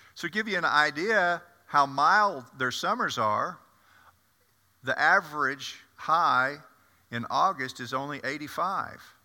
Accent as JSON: {"language": "English", "region": "the South", "country": "United States", "tie": "born or raised there", "said": "I grew up in the South"}